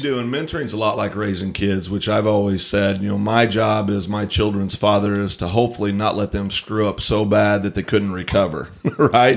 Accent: United States

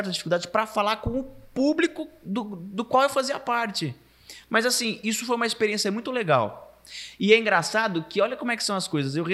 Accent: Araçatuba, São Paulo, Brazil; also born or lived in Bauru; now in São Paulo, Brazil; eu vou trabalhar em Aracatuba. É, é, a minha terra, eu vou trabalhar ali. Só que as coisas foram se desenrolando de uma tal forma que quando eu vi, eu fui morar em Bauru, de Bauru fui para São Paulo e tô em São Paulo.

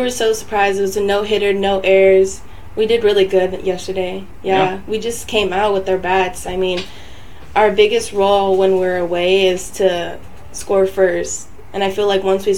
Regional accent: Los Angeles, California, United States; moved away; I'm from

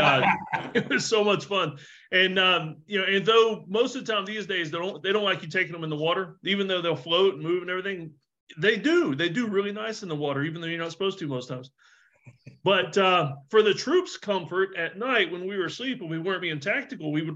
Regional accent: Myrtle Beach, South Carolina, United States; I grew up in Myrtle Beach, South Carolina, which sounds really nice, but it's a very redneck vacation destination.

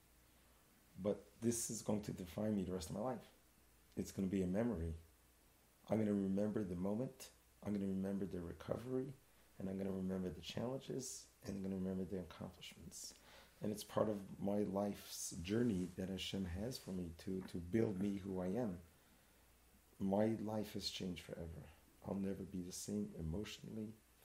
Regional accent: New York City, New York, United States; growing up in Crown Heights, in Brooklyn, yeshiva world

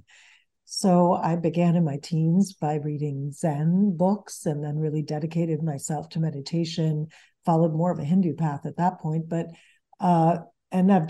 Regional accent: United States; English is a second language; also born or lived in New York; Even though I grew up in the United States, mm-hmm. I was going to Venezuela and Sweden every year where the bulk of my family lives. And English was my third language

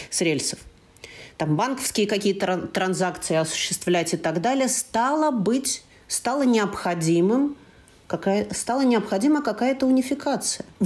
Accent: Berlin, Germany; born there; я родился в Берлине, я, э, ну, как настоящий москвич, да

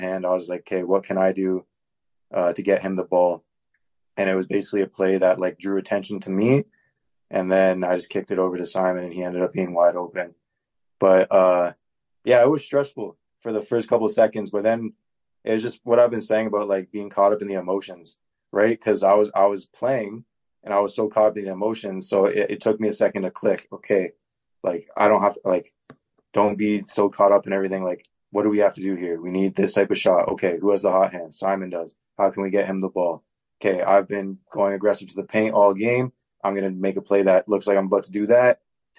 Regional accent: Oakville, Ontario, Canada; moved away as an adult; now in Winnipeg, Canada; I'm from Oakville

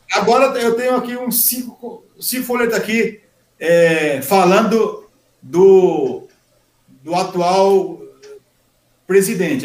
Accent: Araripina, Pernambuco, Brazil; also born or lived in Guaianases, São Paulo; now in Mogi das Cruzes, Brazil; nasci em Araripina. Sou da terra de Nabuco, Pernambuco

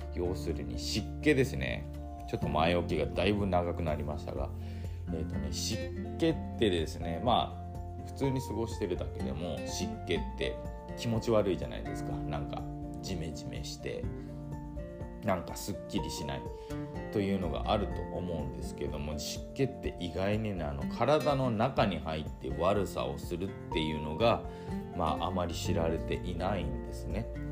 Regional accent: Nagasaki, Japan; moved away; 僕自身はあの長崎の出身でして、まあ、地元にいた時なんかね

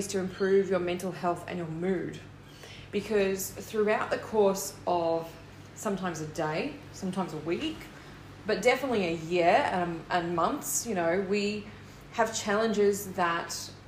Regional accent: Australia; I'm an Australian confidence coach, author, and motivational speaker

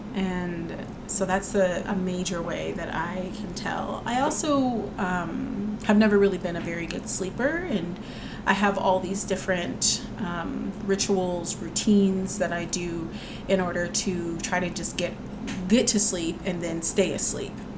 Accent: the South, United States; I am a Southerner

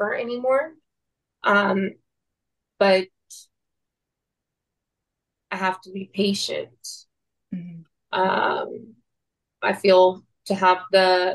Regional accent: Mexico; now in United States; I was born in Mexico

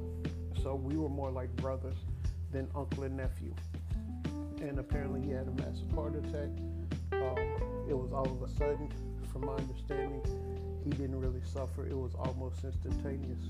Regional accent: Dallas, Texas, United States; also born or lived in Mesquite, Texas / Houston, Texas; when I moved from Dallas to Mesquite

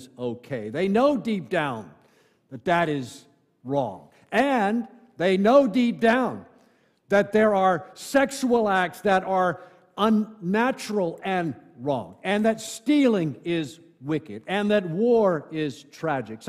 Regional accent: Ocala, Florida, United States; moved away; I go back to my hometown of Ocala, Florida

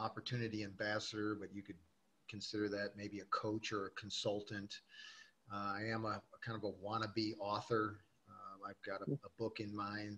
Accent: Gary, Indiana, United States; I was born in Gary, Indiana, which is just outside of Chicago. That was at the time, it was a steel mill town. And unfortunately, in my childhood, I grew up during the kind of the downfall of that industry

